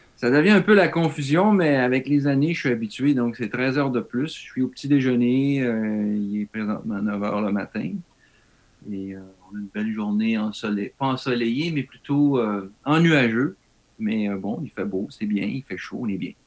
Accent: Val-d'Or, Quebec, Canada; moved away as an adult; also born or lived in Germany; now in Japan; Moi, venant même de l'Abitibi, de Val d'Or

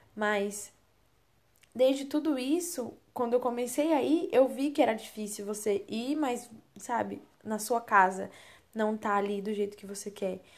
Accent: São Paulo, Brazil; moved away; eu sempre morei em São Paulo, eu eh, sou paulista

